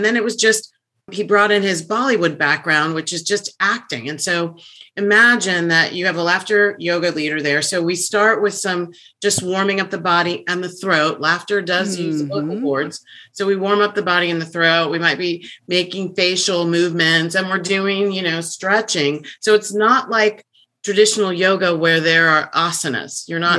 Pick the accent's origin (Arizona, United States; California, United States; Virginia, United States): Virginia, United States; I went to high school and undergrad in Virginia. So I'm from the East Coast.